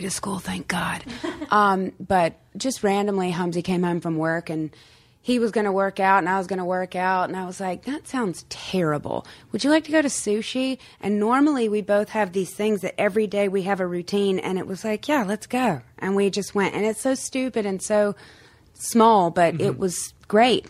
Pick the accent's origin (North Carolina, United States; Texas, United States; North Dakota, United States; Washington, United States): North Carolina, United States; also born or lived in Morehead City, North Carolina; now in Los Angeles, United States; I'd go home. I'd go back to North Carolina